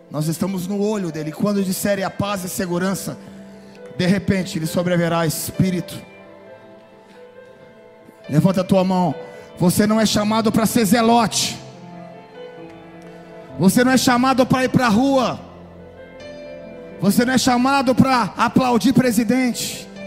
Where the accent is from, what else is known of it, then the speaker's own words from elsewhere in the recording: Florida, United States; nós que somos da Flórida quando passa eu quero dizer que nós estamos exatamente no olho do furacão